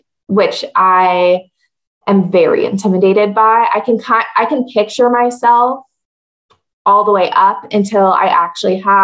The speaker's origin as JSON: {"language": "English", "town": "Seattle", "region": "Washington", "country": "United States", "moved": "yes", "lives_now": "Salt Lake City, United States", "said": "I'm originally from Washington State, from Seattle"}